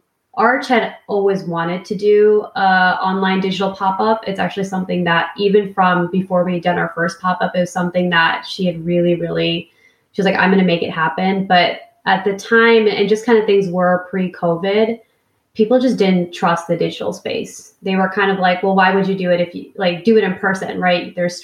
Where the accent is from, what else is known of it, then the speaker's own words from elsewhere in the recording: Sacramento, California, United States; And I'm like from Sacramento in like a winter coat because I'm freezing.